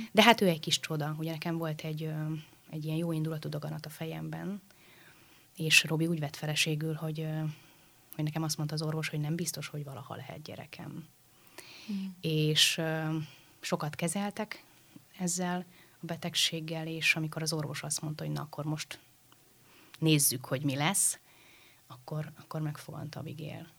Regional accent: Budapest, Hungary; Budafokon a baptista imaházban. Uh-huh. Ugye én ott születtem, ott nőttem fel

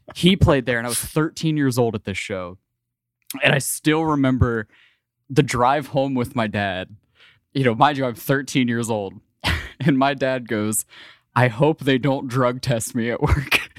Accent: Ohio, United States; I grew up in Ohio, so I grew up in the Midwest

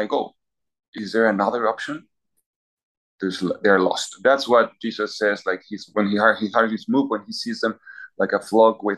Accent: Peru; moved away as an adult; now in Philadelphia, United States; I come from Peru. I was born in Peru and lived all my life there.

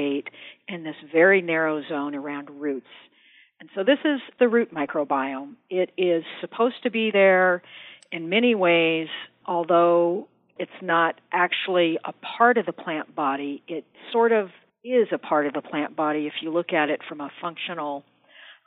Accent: suburb south of Denver, Colorado, United States; I grew up in Colorado, not like up in the mountains, but in this sort of average suburb south of Denver

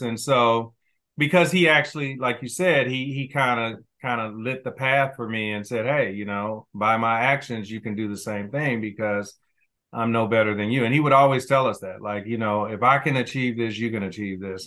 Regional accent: Kansas City, Missouri, United States; I grew up, I'm, I'm originally from Kansas City, Missouri

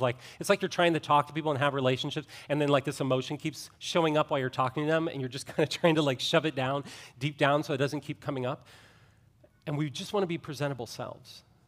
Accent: Ohio, United States; I grew up in Ohio

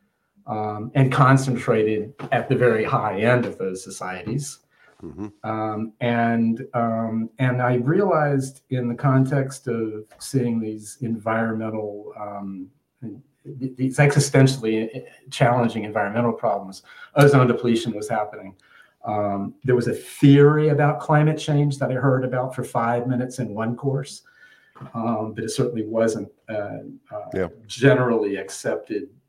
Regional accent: Atlanta, Georgia, United States; now in Bethesda, United States; I grew up in Atlanta, Georgia

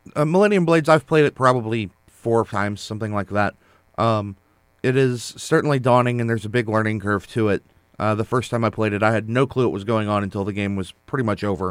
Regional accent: United States; as an American

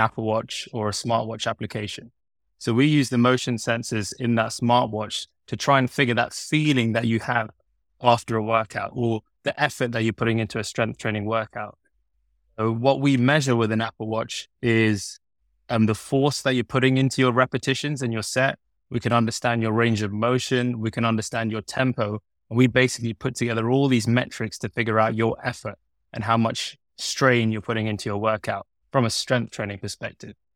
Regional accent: London, United Kingdom; I was born and bred in London, studied in London. I've always been in London.

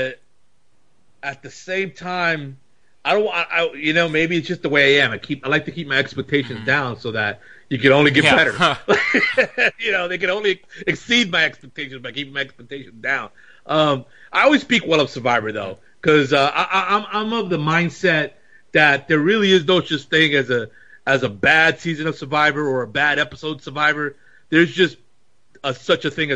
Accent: New York, United States; I was a Dominican New Yorker.

